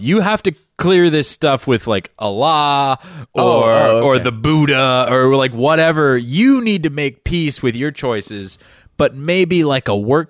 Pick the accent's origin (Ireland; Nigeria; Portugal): Ireland; As an Irishman, I get worried that other people can't handle the kind of drinking that's going to go on at German Oktoberfest.